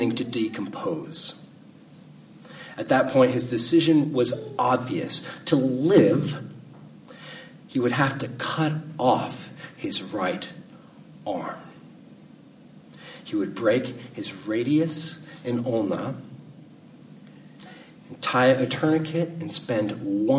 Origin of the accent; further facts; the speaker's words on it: California, United States; I'm a Californian